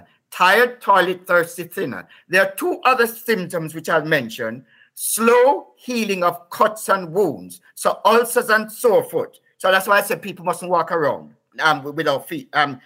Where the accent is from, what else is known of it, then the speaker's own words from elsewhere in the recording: Whitehall, Saint Thomas, Jamaica; also born or lived in England; now in United Kingdom; I grew up in Jamaica